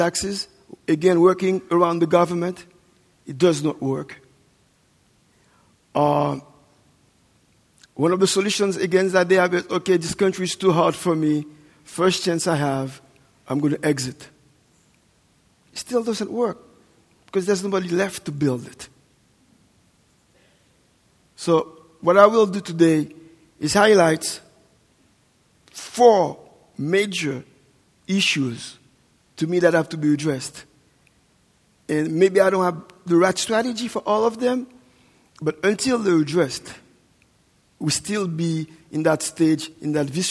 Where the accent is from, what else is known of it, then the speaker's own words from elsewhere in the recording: Haiti; also born or lived in New York, United States; I'm Haitian, born and raised, and I think you will think that we don't have that kind of snow in Haiti